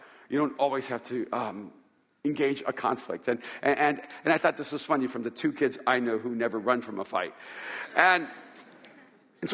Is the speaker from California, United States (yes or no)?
yes; Hollywood, California, United States; I'm from California.